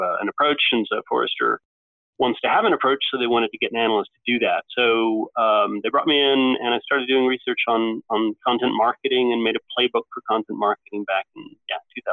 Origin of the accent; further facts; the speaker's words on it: United States; moved away as an adult; also born or lived in Norway; now in London, United Kingdom; I grew up in the States, of course, went to Duke